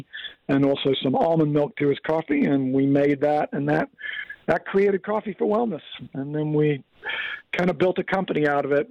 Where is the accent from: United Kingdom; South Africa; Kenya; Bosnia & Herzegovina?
Kenya; now in Oceanside, United States; I grew up in Africa, of all places, in Kenya.